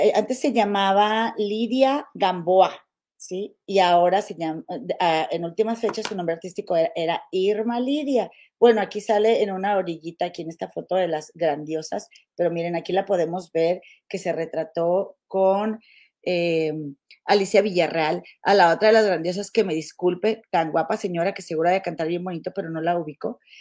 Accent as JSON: {"language": "Spanish", "town": "Monterrey", "region": "Nuevo León", "country": "Mexico", "moved": "yes", "lives_now": "Chicago, United States", "said": "nosotros, somos de Monterrey"}